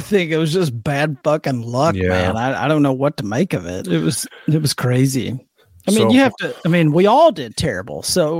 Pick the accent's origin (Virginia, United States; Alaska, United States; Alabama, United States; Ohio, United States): Alabama, United States; North; I have a college football team in my hometown.